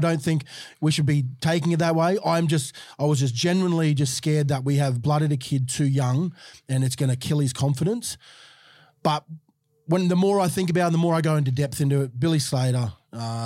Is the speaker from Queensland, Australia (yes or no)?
yes; Queensland, Australia; as a Queenslander